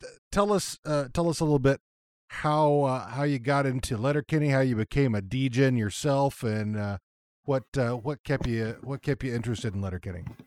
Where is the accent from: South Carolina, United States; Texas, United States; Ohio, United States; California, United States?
Texas, United States; growing up in Texas